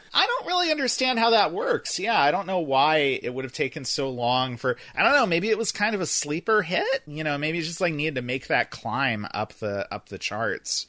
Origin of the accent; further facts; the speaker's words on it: North Florida, United States; moved away; I grew up in Florida. I grew up in North Florida specifically